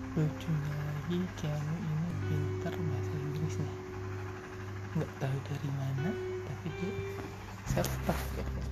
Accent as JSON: {"language": "Indonesian", "town": "Sukabumi", "region": "West Java", "country": "Indonesia", "tie": "born or raised there", "also_born_or_lived": "Garut", "said": "saya lahir di Garut hmm, tapi besar sih di Sukabumi dari mulai SD sampai SMA"}